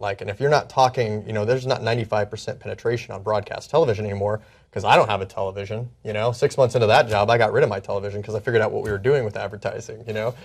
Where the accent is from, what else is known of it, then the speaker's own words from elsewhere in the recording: Indiana, United States; moved away; where I grew up in Indiana.